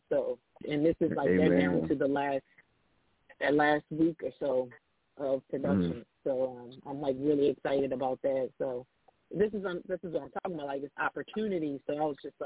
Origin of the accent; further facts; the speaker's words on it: Baltimore, Maryland, United States; I'm from Baltimore